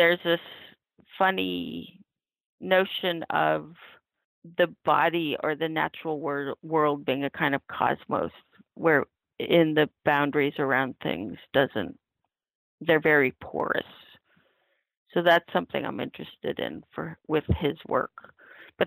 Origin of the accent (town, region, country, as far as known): Oregon and the Northwest and California, United States; born or raised there; moved away as an adult; now in New York, United States